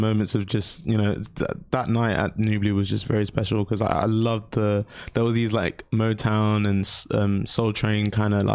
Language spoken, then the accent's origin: English; London, United Kingdom; I grew up in South London